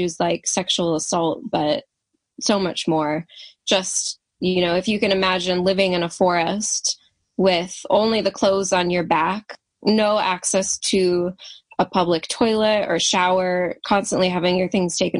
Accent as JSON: {"language": "English", "country": "United States", "said": "I'm American"}